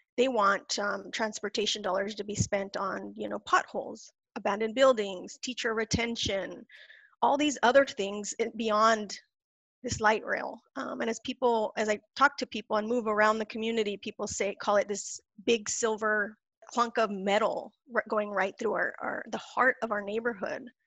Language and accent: English; California Mexico border, United States; I was born near the California Mexico border